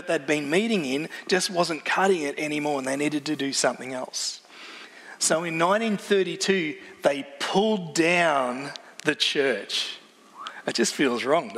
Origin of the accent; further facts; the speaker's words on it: Wallora, near the Grampians, Victoria, Australia; I grew up near the Grampians, grew up in a little town called Wallora, so I'm used to Aussie mountains